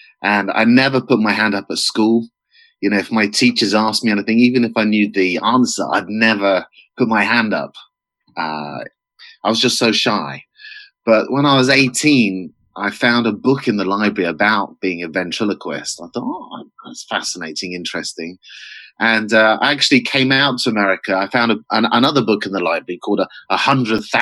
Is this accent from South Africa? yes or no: no; United Kingdom; moved away as an adult; now in Georgia, United States; for a British person